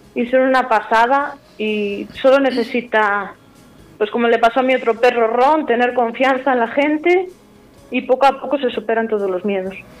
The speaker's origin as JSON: {"language": "Spanish", "town": "Ponferrada", "region": "Castile and León", "country": "Spain", "moved": "yes", "lives_now": "Mucientes, Spain", "said": "yo ahora aquí vivo en Mucientes, pero bueno, soy de Ponferrada."}